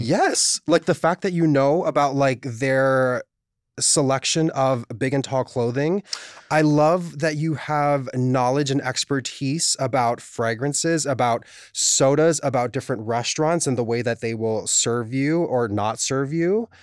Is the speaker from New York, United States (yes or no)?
no; Hawaii, United States; moved away; growing up in Hawaii, there were, there are some things that we pronounce